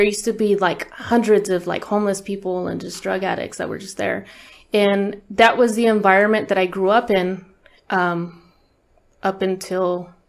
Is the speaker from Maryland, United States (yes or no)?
no; Bakersfield, California, United States; I was born in Bakersfield, California. Uh-huh. So County of Kern. And I was born in the east side of Bakersfield. So I was in the very grimy part, I guess they call it Tweaker Central